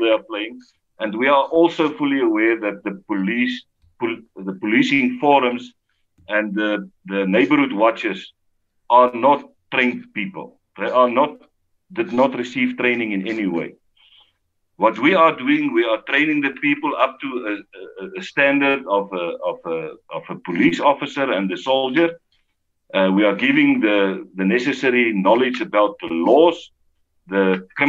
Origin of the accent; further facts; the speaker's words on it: South Africa; the values that we grew up with in South Africa